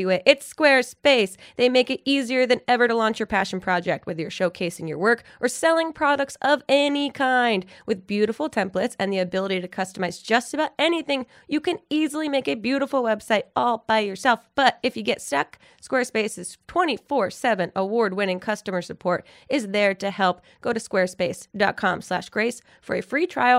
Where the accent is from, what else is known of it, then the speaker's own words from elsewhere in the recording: New Jersey, United States; moved away; also born or lived in Palm Springs; I'm from Jersey originally. And now I live out here.